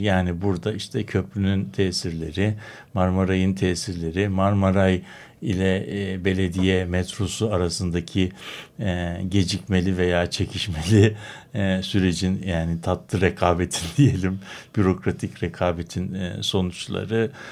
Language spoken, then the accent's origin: Turkish; Istanbul, Turkey; born or raised there